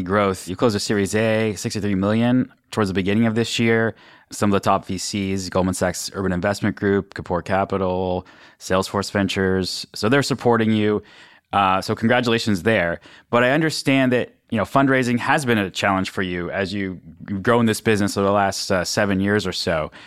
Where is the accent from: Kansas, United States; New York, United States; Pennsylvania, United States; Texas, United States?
Pennsylvania, United States; Western; I'm actually from Western Pennsylvania, this steel cold country